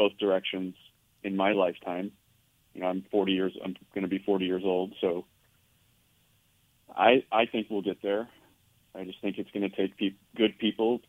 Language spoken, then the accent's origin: English; Northern California, United States; moved away as an adult; also born or lived in Los Angeles / Portland / Seattle; now in Texas, United States; I grew up in Northern California.